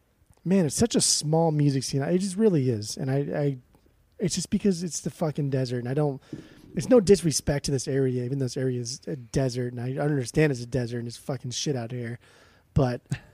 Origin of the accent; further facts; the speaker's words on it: Southern California, United States; growing up in Southern California